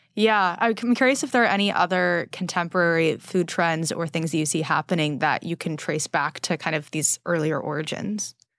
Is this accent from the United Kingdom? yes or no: no; California, United States; now in New York, United States; growing up in California